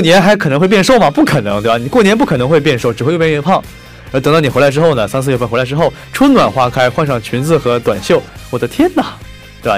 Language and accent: Chinese; Dalian, Liaoning, China; 我的家乡的最早从大连市得到一个中超的最顶尖水平